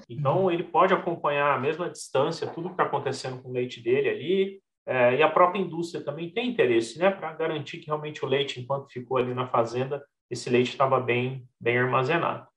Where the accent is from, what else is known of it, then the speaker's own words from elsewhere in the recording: São Paulo, Brazil; also born or lived in Santo Antônio da Alegria, São Paulo; Eu nasci na capital, em São Paulo, né? Uhum. Minha família tinha família no interior de São Paulo. E aí meus pais resolveram simplesmente largar tudo em São Paulo, mudar lá para o interior, ali na cidade de Santo Antônio da Alegria.